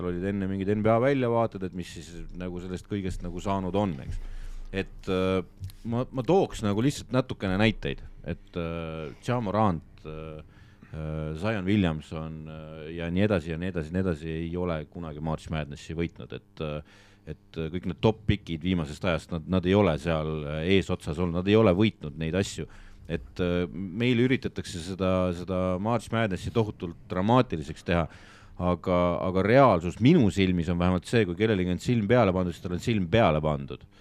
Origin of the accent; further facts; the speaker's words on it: Estonia; me, me ikkagi oleme eestlased, me peame eestlastel nagu